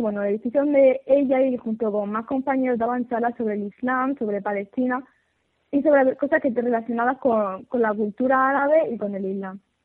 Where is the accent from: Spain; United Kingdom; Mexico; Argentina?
Spain; España, que es donde nací y donde vivo